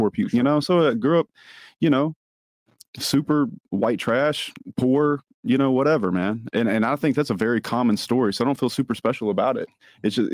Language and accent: English; Denham Springs, Louisiana, United States; also born or lived in Monroe, Louisiana / Baton Rouge, Louisiana; I was born in Monroe, North Louisiana, but I actually live in Baton Rouge. Grew up in a little town called Denham Springs, right outside of Baton Rouge.